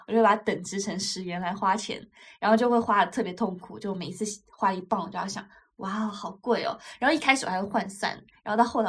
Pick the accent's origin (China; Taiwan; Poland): China; 因为对于我中国人来讲，就是会更多的就是一日三餐。